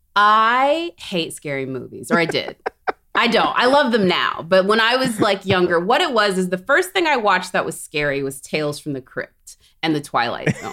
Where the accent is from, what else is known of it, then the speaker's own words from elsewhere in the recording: Corpus Christi, Texas, United States; I grew up in Corpus Christi, Texas